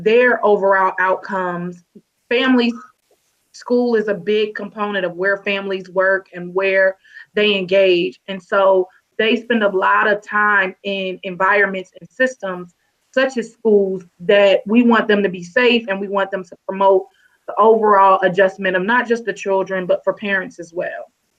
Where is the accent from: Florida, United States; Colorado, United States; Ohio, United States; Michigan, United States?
Ohio, United States; Cincinnati; growing up in Cincinnati, Ohio